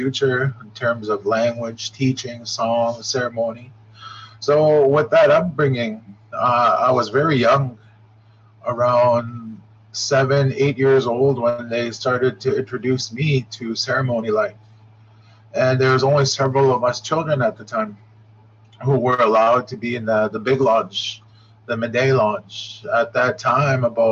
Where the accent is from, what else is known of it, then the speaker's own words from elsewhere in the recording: Shoal Lake, Ontario, Canada; also born or lived in Grassy River, Ontario; I am from Shoal Lake, here in the center, right close to the Manitoba border and Minnesota borders